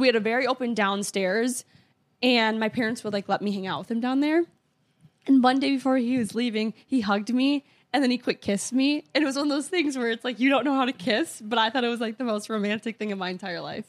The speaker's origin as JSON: {"language": "English", "region": "Minnesota", "country": "United States", "moved": "yes", "said": "I'm from Minnesota"}